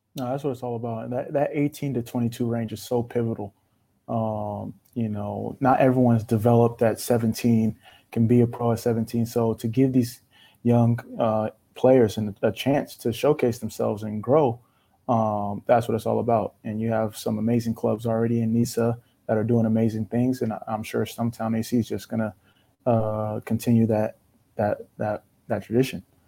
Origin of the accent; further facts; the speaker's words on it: Sacramento, California, United States; I'm from Sac.